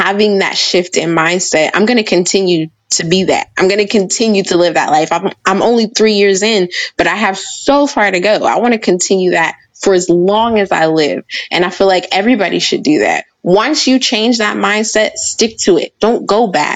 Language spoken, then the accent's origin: English; Pittsburgh, Pennsylvania, United States; I was born and raised in Pittsburgh